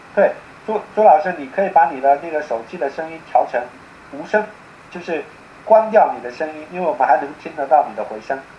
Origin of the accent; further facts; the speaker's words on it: Fujian, China; 我不是，我是福建人。福建人